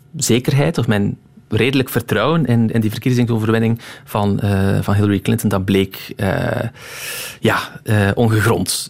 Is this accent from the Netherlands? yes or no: no; Roeselare, Flanders, Belgium; also born or lived in Moorslede; ik ben geboren in Moorsleden. Eh, maar ik heb mijn, ja, mijn, het grootste deel van mijn, eh, van mijn jeugd doorgebracht in um, in Roeselaar